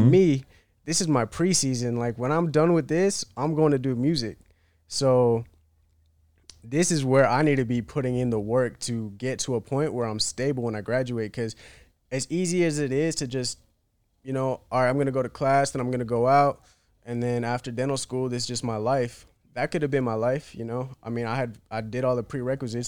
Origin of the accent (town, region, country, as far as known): Chapel Hill, North Carolina, United States; born or raised there; moved away as an adult; also born or lived in Bishop's Stortford, England / Iraqi Kurdistan (parents); now in Miami, United States